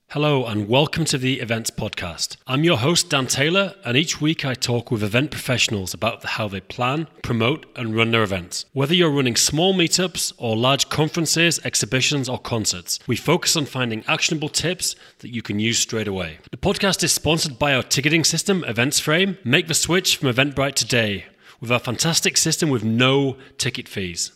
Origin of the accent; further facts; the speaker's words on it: England, United Kingdom; I'm from England